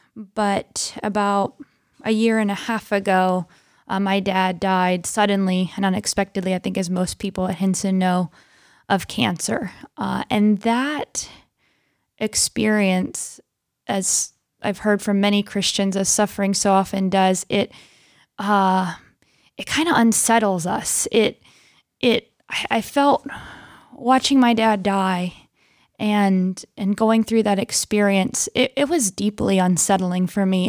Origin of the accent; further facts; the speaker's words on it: Pennsylvania, United States; I am from Pennsylvania and was born and raised there